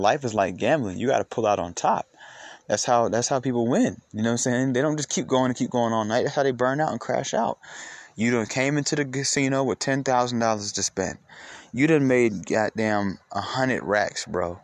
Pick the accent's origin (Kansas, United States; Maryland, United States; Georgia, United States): Georgia, United States; Atlanta; I'm from Atlanta